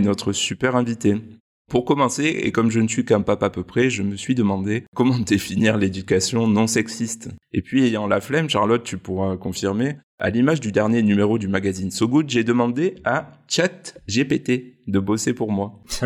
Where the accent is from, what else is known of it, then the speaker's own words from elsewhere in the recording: Provence-Alpes-Côte d'Azur, France; chez nous en Provence